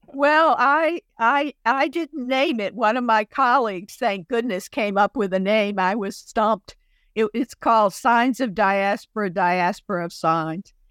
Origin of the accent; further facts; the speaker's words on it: Chattanooga, Tennessee, United States; my hometown of Chattanooga, Tennessee